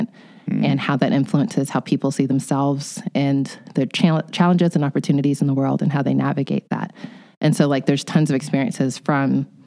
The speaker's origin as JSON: {"language": "English", "country": "United States", "tie": "born or raised there", "said": "My parents are Nigerians, and I was born here in the United States"}